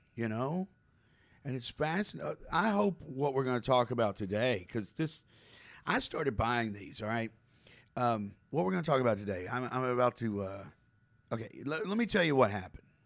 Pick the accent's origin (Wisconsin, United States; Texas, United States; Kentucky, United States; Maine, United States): Kentucky, United States; Campbellsville; I was born in Campbellsville, Kentucky, okay? It's a small town